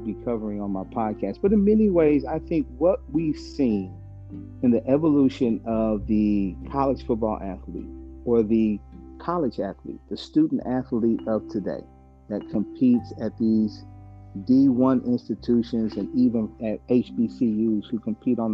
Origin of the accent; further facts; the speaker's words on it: Dallas, Texas, United States; we were born in Dallas